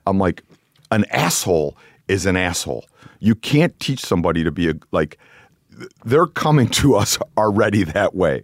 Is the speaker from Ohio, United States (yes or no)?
yes; Cleveland, Ohio, United States; also born or lived in New York; I grew up in Cleveland